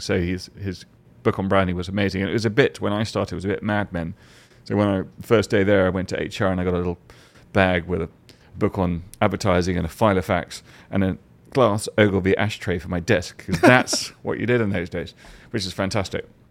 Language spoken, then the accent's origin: English; England, United Kingdom; as an English person